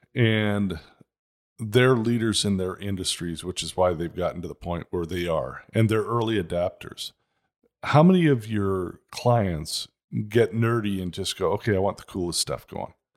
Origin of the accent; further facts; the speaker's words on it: Toronto, Ontario, Canada; now in Scottsdale, United States; I grew up in Toronto. It was a pretty nice area